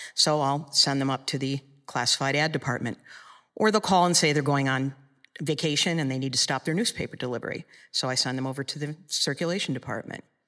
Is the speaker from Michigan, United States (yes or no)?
yes; Michigan, United States; in Michigan, in my hometown